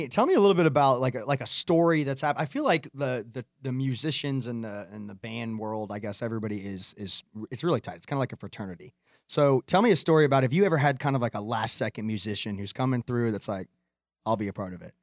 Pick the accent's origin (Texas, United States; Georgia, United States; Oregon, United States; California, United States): Georgia, United States; Atlanta; I'm from Atlanta